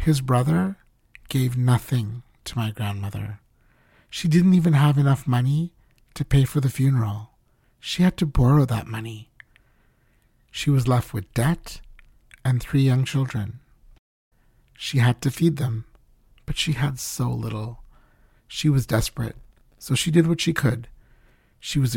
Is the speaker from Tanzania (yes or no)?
yes; Mbeya, Tanzania; when I was a kid growing up in Beya, Tanzania, a beautiful hill town in the southwest of the country